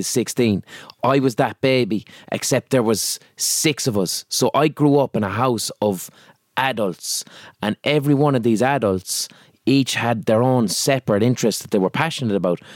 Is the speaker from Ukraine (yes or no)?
no; Limerick, Munster, Ireland; accent: Limerick; because I'm from Limerick and I have a Limerick accent